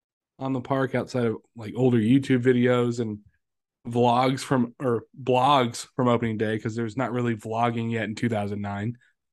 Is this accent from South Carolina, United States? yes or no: yes; Myrtle Beach, South Carolina, United States; I'm from Myrtle Beach.